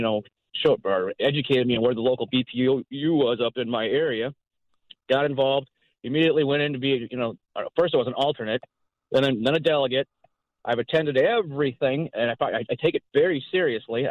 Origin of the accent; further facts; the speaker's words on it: Southwest Metro, Minnesota, United States; also born or lived in Becker, Minnesota; I grew up in the Southwest Metro, and I now live, obviously, up in Becker area